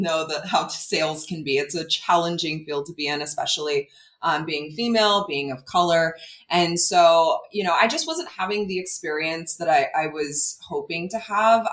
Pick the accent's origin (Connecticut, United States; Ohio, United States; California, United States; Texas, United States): California, United States; I grew up in California